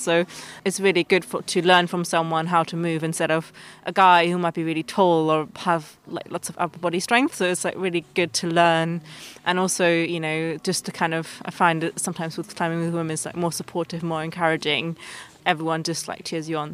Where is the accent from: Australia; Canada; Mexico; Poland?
Poland; I come from Poland